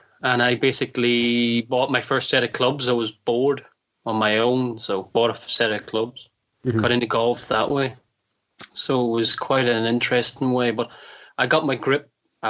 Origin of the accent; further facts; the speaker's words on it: Ireland; Because I'm like you, I'm Irish, I played hurling, and that's the way I hold the golf club.